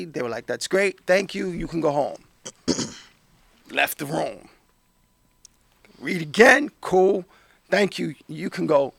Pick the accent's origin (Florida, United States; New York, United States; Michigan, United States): New York, United States; New York City; I grew up in Manhattan. I grew up on the Lower East Side, Alphabet City